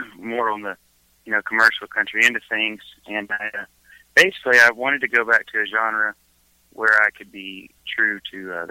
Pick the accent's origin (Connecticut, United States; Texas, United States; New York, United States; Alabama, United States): Alabama, United States; We're from everywhere, but I was raised in Alabama a good portion of my life, childhood, and uh, got started in gospel music